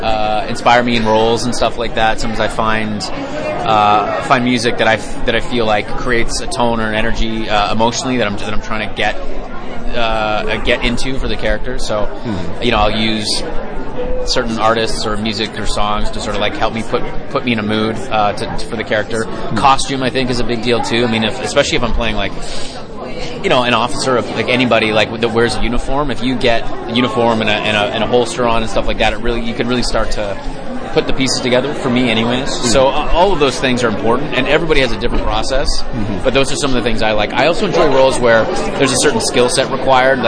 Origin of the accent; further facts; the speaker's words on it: Canada; I grew up in Canada